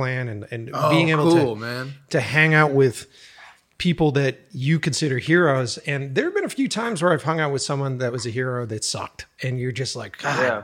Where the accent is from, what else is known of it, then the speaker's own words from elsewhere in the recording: Boston, Massachusetts, United States; moved away as an adult; now in California, United States; I grew up in Boston, East Coast kid